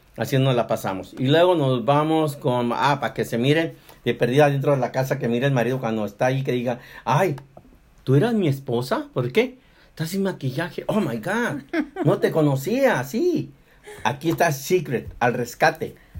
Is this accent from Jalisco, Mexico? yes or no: no; Mexicali, Baja California, Mexico; moved away; Nosotros somos de Mexicali, de Baja California